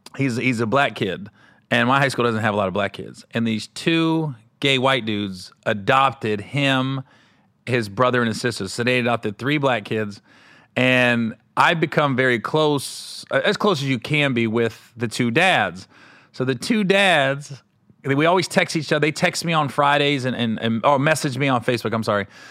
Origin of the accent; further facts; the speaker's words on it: Cincinnati, Ohio, United States; moved away; I was in Cincinnati, uh, in my hometown